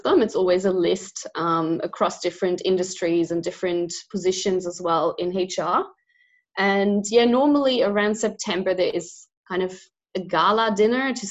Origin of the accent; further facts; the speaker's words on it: Germany; now in Australia; I'm originally from Germany, but I've lived, studied and worked in a lot of different countries before I've ended up in Australia